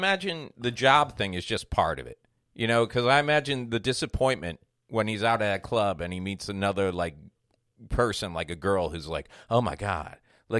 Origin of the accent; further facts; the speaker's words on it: Kansas, United States; Sir, I'm from Kansas.